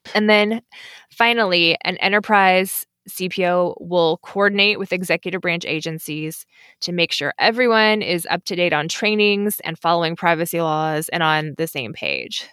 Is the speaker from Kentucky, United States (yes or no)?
yes; Kentucky, United States; moved away as an adult; also born or lived in Washington, D.C. / Indonesia; I knew I wanted to move back to my home state of Kentucky